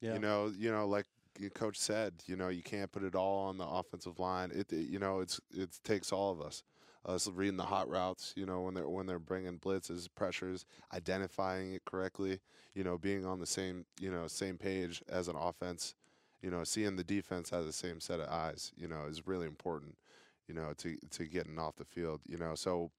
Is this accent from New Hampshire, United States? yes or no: yes; New Hampshire, United States; And I'm actually originally, you know, from the Northeast. {S1} Yep. {S4} You know, I'm from New Hampshire. So not too far away from home.